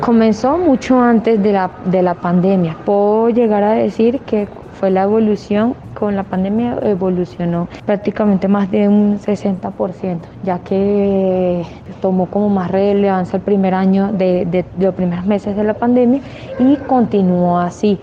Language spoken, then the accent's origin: Spanish; Caracas, Capital District, Venezuela; moved away as an adult; now in Colombia; Soy de Caracas